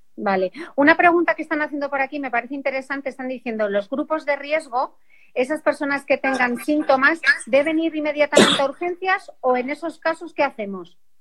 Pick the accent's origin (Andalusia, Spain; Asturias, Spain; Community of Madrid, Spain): Asturias, Spain; yo soy asturiana